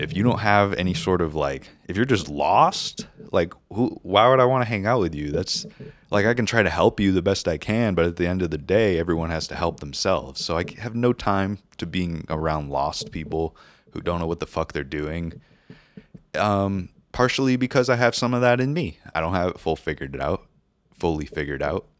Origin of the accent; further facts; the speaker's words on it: New Hampshire, United States; moved away as an adult; also born or lived in California; I moved there from New Hampshire, where I grew up, spent twenty-four years of my life